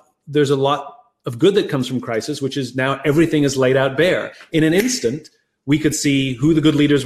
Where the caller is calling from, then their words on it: Los Angeles, California, United States; I'm in Los Angeles, California.